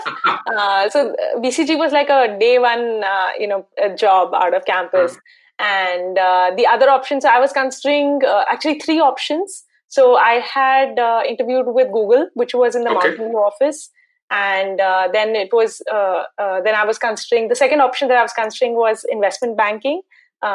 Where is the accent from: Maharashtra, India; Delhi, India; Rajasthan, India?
Maharashtra, India; Mumbai; So I have, I'm born and brought up in Bombay. So IIT Bombay was my choice of college.